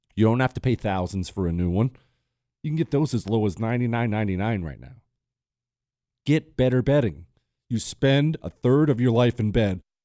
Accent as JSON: {"language": "English", "country": "United States", "said": "as an American"}